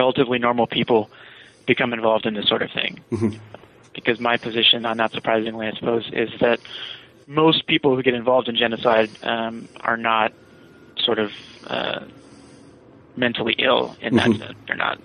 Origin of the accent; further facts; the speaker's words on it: Virginia, United States; I'm from Virginia